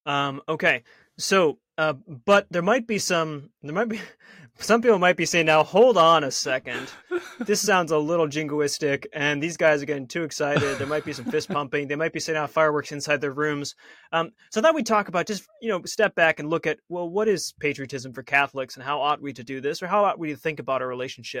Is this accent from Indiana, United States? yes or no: no; Buffalo, New York, United States; I grew up in New York, so you weren't allowed to do anything.